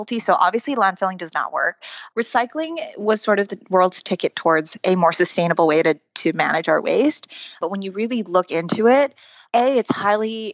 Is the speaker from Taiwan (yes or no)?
yes; Taiwan; now in United States; Growing up in Taiwan, I grew up in a household where my dad would compost everything we ate